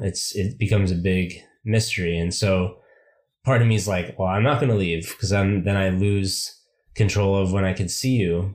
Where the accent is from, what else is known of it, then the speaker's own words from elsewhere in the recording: United States; moved away as an adult; I haven't really seen myself as an American for a long time